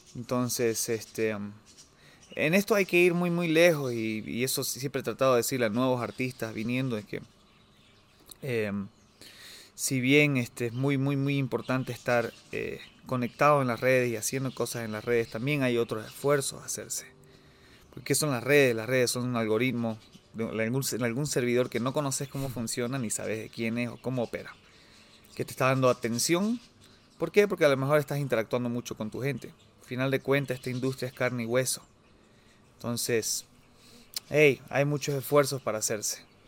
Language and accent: Spanish; Bolivia; soy boliviano, soy boliviano